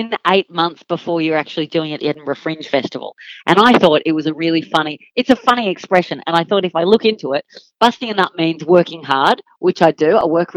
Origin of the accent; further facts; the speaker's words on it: Killcare, New South Wales, Australia; moved away; I'm from about an hour and a half north of Sydney, from a very, very small town called Kilcare.